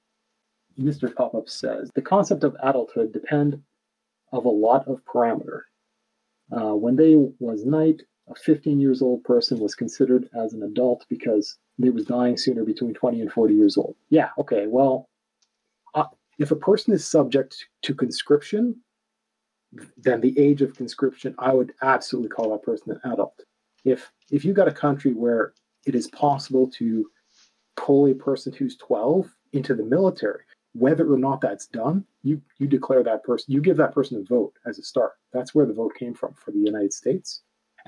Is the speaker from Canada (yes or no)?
yes; Ontario, Canada; I'm from Ontario, and Ontario is the largest population of the Canadians